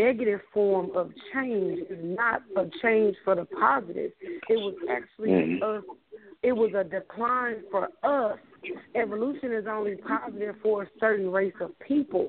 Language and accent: English; the South, United States; we're from the South